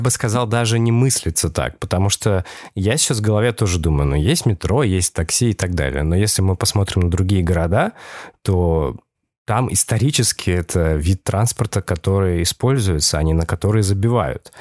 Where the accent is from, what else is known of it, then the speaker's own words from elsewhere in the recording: Petrozavodsk, Republic of Karelia, Russia; now in Saint Petersburg, Russia; Я вообще родился в Петрозаводске